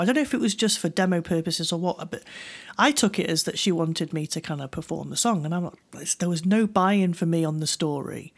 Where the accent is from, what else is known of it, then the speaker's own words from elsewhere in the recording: United Kingdom; I'm, I'm a, I'm a British person